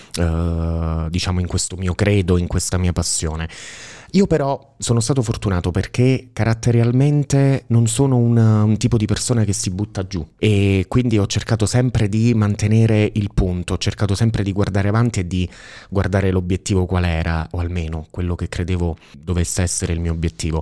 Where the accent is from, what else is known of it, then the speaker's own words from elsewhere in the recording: Sala, Italy; moved away as an adult; io sono appunto originario di Sala e nella vita mi sono trasferito, sono andato via da Sala, avevo 18 anni